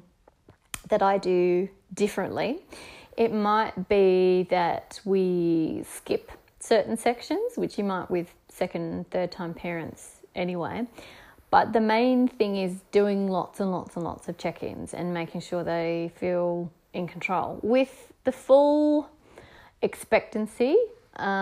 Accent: Tasmania, Australia; being the Scottish heritage Tasmanian person that I am

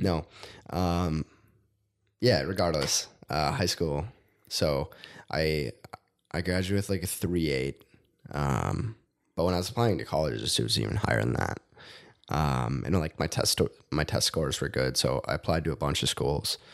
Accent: Rosemount, Minnesota, United States; I grew up in Rosemount, which is half hour south of here.

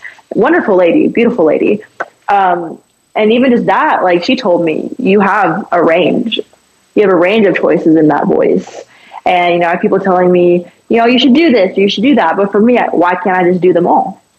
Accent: Jacksonville, Florida, United States; also born or lived in Hialeah, Florida / Miami; I was raised in Jacksonville, which is predominantly country. But then I have a background of, you know, Hispanic, and then I have a background of black, and I have the background of, you know, soul and R&B.

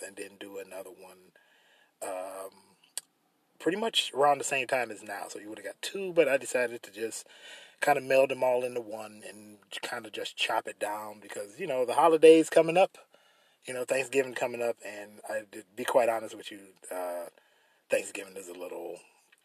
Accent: United States; As an American

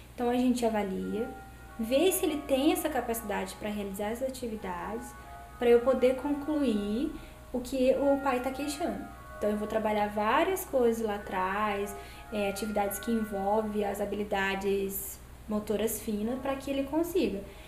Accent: Cristina, Minas Gerais, Brazil; also born or lived in Campinas; now in Itajubá, Brazil; vou voltar pra minha cidade, que eu sou de Cristina.

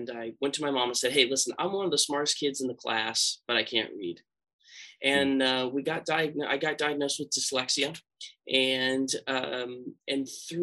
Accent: San Francisco Bay Area, California, United States; I grew up here in the San Francisco Bay Area

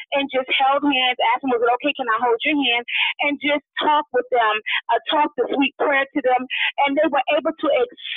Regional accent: New York, United States; we're all from New York. Most of us are from New York, outside of the Clarks

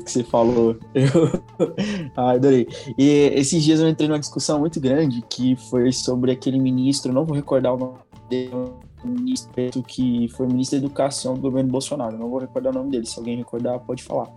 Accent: Northeast Region, Brazil; sou nordestino

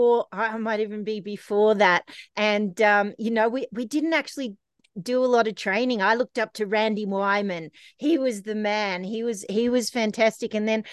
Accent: Canberra, Australian Capital Territory, Australia; So, I grew up in a ski shop from about the age of like one. My parents would take me to work every day. They had a sports store in Canberra

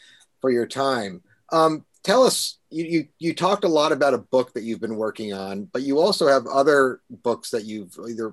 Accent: New Jersey, United States; now in Texas, United States; I'm from New Jersey and the East Coast of the United States.

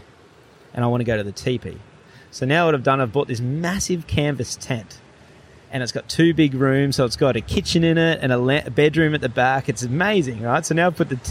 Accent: Gold Coast, Queensland, Australia; now in Crescent Head, Australia; I'm from the Gold Coast.

